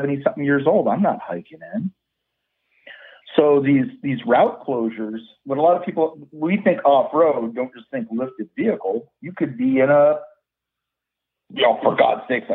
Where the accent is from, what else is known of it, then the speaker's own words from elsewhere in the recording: Yosemite, California, United States; growing up in Yosemite